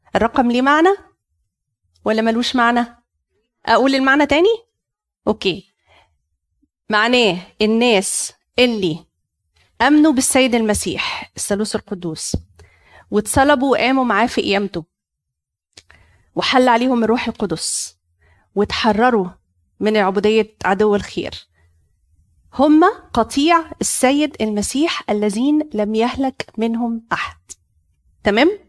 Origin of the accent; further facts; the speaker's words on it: Cairo Governorate, Egypt; عندنا في مصر القديمة